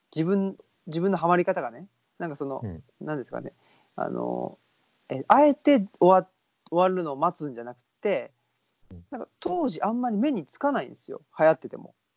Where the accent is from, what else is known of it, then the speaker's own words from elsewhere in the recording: Saitama, Japan; now in Nara Prefecture, Japan; 僕も出身があの、えっと、浦和ってとこなんで